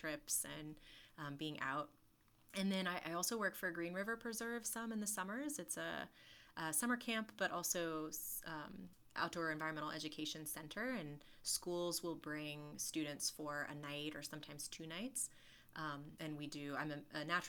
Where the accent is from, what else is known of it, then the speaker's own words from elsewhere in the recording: Burnsville, North Carolina, United States; also born or lived in Chapel Hill, North Carolina / Colorado / Europe / Guatemala; I'm actually from Burnsville, which is a teenier little town further north in the mountains